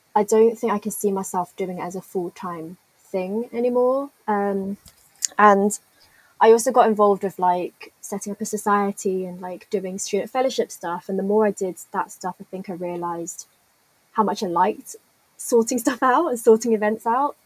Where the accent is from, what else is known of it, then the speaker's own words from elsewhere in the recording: London, United Kingdom; moved away as an adult; now in Birmingham, United Kingdom; I'm from London